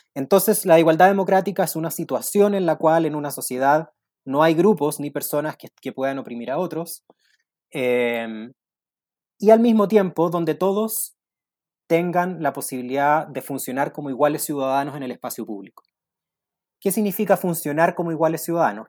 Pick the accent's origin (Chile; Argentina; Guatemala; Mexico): Chile; lo que nos falta como chilenos es una narrativa